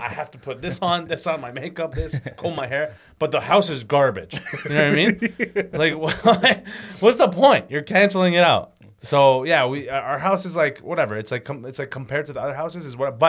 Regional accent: Toronto, Ontario, Canada; And I grew up in Scarborough.

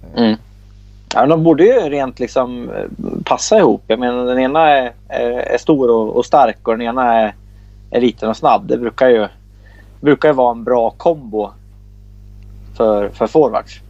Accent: Bollnäs, Gävleborg County, Sweden; jag är ju från Bollnäs

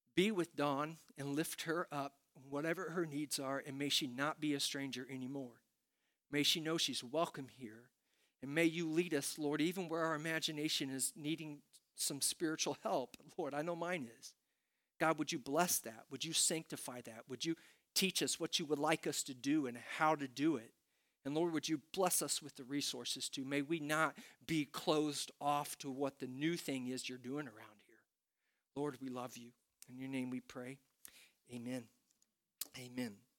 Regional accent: Princeton, Indiana, United States; moved away; when I was growing up in Princeton, Indiana

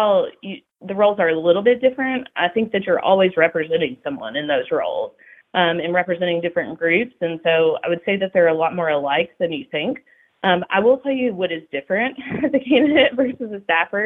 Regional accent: Kentucky, United States; growing up in Kentucky

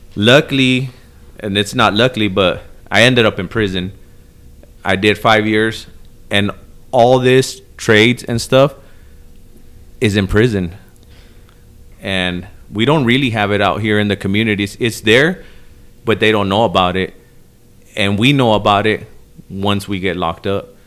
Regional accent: El Paso, Texas, United States; also born or lived in Chicago, Illinois; Then I was raised in El Paso, Texas

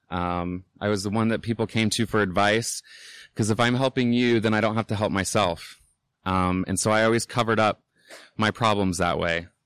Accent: Indianapolis, Indiana, United States; I'm from Indianapolis, born and raised. Um, I grew up on the South Side

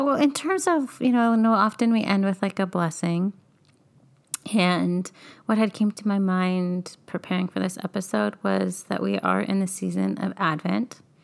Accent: Bakersfield, California, United States; moved away; growing up in Bakersfield

